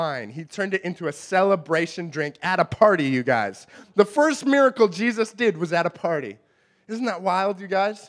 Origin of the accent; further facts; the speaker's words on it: Canada; we're Canadian